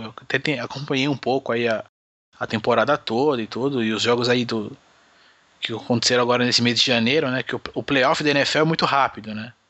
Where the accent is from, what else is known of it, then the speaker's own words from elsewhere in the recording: Guarulhos, São Paulo, Brazil; como sempre aqui na minha terra de Guarulhos